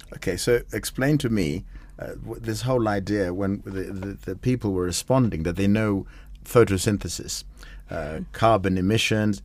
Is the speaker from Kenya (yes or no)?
yes; Kenya; When I drive around as a Kenyan